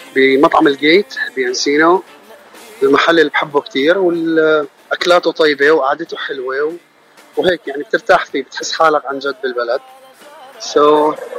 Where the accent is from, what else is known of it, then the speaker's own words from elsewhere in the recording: Aleppo, Aleppo Governorate, Syria; moved away as an adult; now in United States; انا من حلب عمري 32 سنه